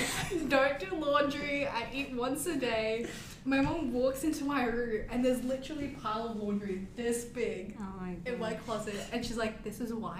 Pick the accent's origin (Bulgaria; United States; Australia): Australia; Perth, Western Australia; I'm born in Perth.